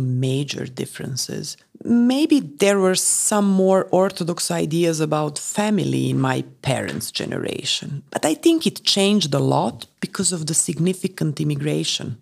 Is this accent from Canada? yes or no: no; Moldova; moved away as an adult; now in Czech Republic; we are from Moldova